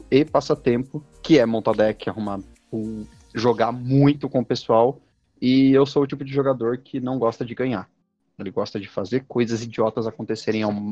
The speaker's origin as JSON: {"language": "Portuguese", "region": "Minas Gerais", "country": "Brazil", "lives_now": "São Paulo, Brazil", "said": "eu sou uma, um mineiro, de alguma forma eu vim de Minas Gerais, muito embora eu moro em São Paulo há 18 anos"}